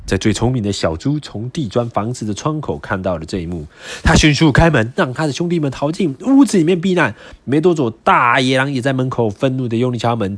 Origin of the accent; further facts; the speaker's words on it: southern Taiwan, Taiwan; moved away; 我是南部人嘛，所以来北部一定会有一些文化上的体验